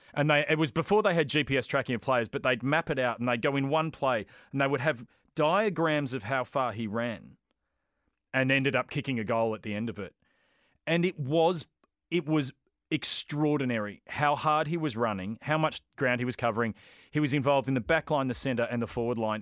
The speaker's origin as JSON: {"language": "English", "town": "Brighton", "region": "Victoria", "country": "Australia", "tie": "born or raised there", "said": "I grew up in Brighton"}